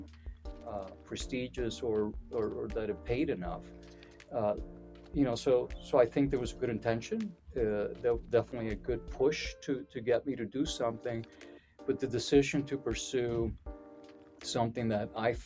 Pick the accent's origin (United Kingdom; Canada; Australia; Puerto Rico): Puerto Rico; I come originally from Puerto Rico